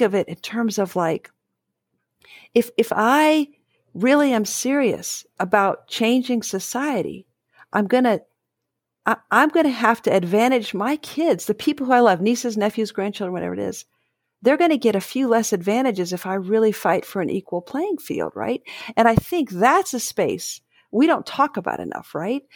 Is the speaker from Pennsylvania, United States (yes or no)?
no; Dayton, Ohio, United States; I grew up in Dayton